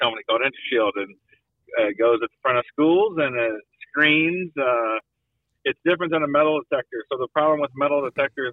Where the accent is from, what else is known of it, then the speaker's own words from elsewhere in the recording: Hicksville, Ohio, United States; I'm from Hicksville my whole life. I graduated high school in 1997.